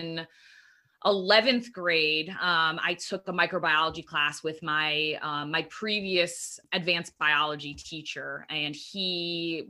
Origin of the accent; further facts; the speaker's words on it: Eastern Connecticut, United States; where I grew up in Eastern Connecticut